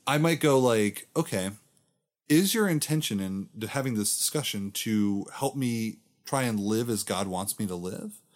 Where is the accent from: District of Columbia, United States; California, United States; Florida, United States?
Florida, United States; I'm from Florida